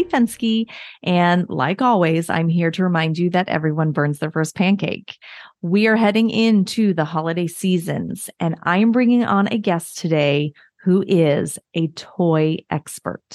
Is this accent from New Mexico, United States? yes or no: no; Orange, California, United States; I grew up in Orange